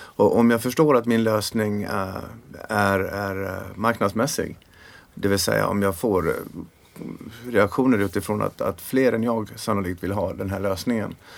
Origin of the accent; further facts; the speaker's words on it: Sweden; vi var fyra killar från Sverige